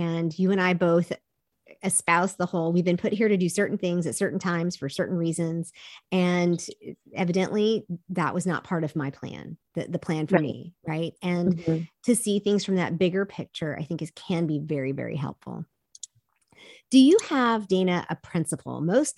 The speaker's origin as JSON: {"language": "English", "country": "South Korea", "tie": "born or raised there", "said": "I grew up in Korea. We saw the multi-generational family in that culture all the time."}